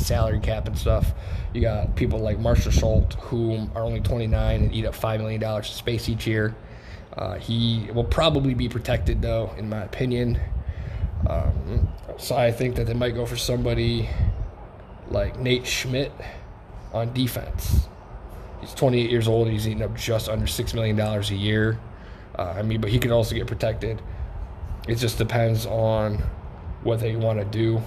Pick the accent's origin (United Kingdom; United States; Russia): United States; Cleveland, Ohio; I'm from Cleveland, Ohio, born and raised